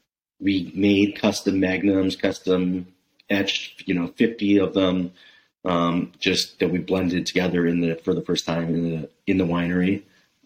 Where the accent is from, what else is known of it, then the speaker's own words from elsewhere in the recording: Bay Area, California, United States; moved away as an adult; also born or lived in Italy; now in Oregon, United States; I'm from the Bay Area